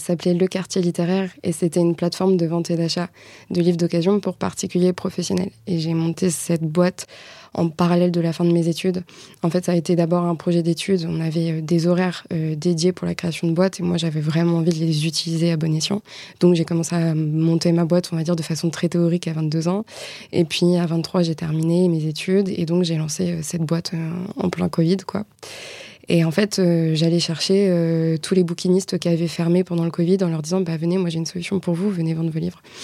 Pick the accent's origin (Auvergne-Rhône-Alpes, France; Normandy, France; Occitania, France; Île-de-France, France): Normandy, France; Le Ménil-Vigot; moved away as an adult; now in Rennes, France; j'ai longtemps vécu en Normandie, d'où je suis originaire. Donc je viens d'un tout petit village qui s'appelle Le Ménilvigo.